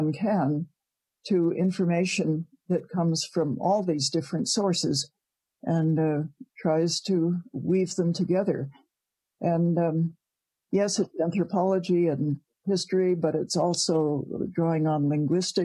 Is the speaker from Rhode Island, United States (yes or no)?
yes; Providence, Rhode Island, United States; moved away as an adult; now in Canada; I was born in Providence, Rhode Island.